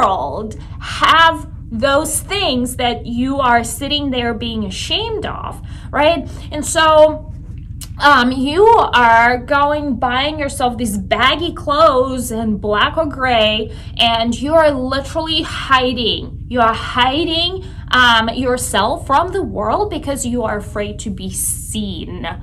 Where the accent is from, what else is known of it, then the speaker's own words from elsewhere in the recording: Russia; moved away; growing up in Russia